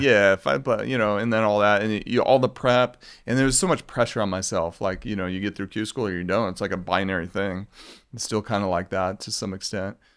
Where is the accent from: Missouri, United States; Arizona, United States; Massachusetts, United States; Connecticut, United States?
Arizona, United States; also born or lived in Colorado; growing up in Arizona